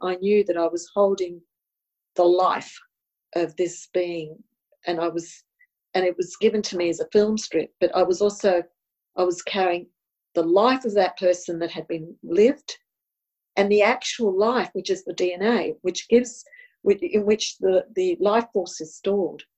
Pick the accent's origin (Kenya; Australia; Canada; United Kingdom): Australia; first language Italian; English is a second language; Italian was my first language, even though I was born here in Australia